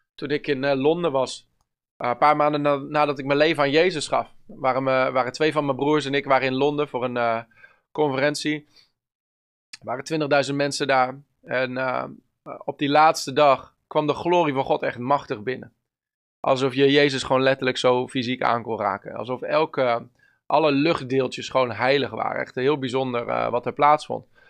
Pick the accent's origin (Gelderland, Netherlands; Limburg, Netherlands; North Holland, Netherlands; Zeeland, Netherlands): Gelderland, Netherlands; Bennekom; Bennekom. Dat is mijn eh, hometown. Ik ben opgegroeid in Bennekom.